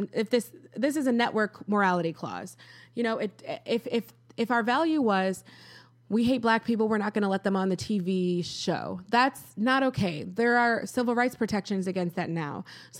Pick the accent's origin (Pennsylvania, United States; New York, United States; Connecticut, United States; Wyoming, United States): New York, United States; Rochester; I am an American. I was born in Rochester. This is what I know. Lisa Frank, mall walking, Wegmans.